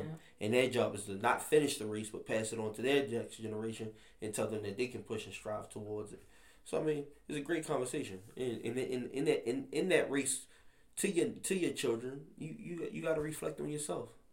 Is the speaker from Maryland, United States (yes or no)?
yes; Baltimore, Maryland, United States; growing up in Baltimore